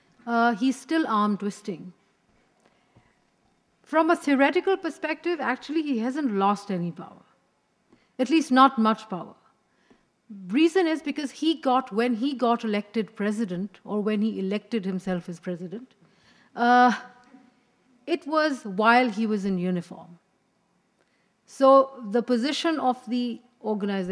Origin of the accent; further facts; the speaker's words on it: Pakistan; as a Pakistani